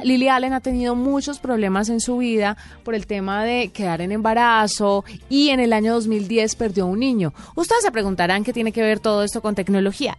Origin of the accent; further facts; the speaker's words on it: Valle del Cauca, Colombia; moved away; es mi tierra